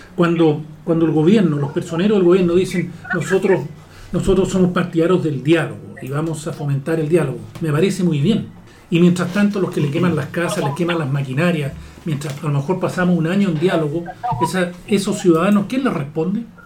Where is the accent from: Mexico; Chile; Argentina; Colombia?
Chile